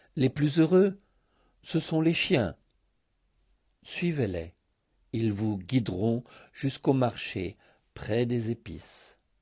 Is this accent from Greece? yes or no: yes; Thessaloniki, Central Macedonia, Greece; also born or lived in France; now in Sitia, Greece; enfant des années soixante à Thessalonique